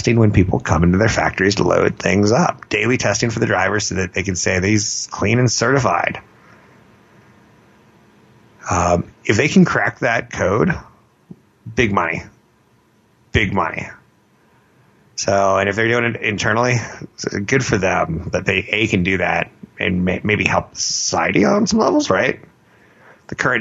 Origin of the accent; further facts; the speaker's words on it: California, United States; I'm from California